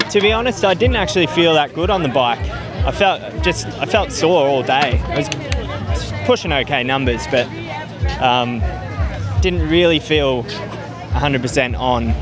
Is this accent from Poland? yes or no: no; Melbourne, Victoria, Australia; I'm from Melbourne.